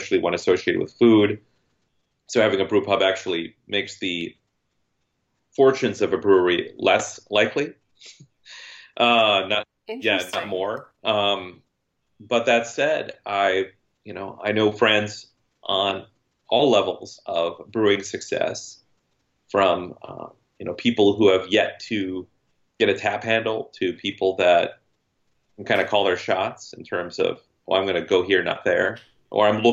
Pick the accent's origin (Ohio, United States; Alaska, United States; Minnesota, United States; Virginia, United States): Minnesota, United States; Hastings; My hometown is getting a brewery this year